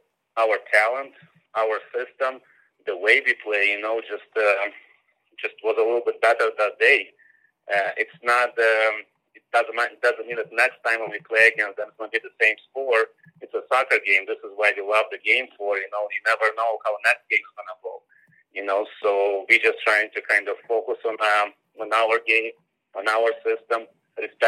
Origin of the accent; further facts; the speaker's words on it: Moldova; moved away as an adult; now in United States; that's my homeland, you know, that's my hometown